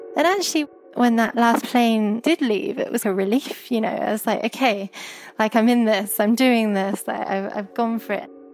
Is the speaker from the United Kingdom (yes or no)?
yes; Herefordshire, West Midlands, United Kingdom; Growing up in Herefordshire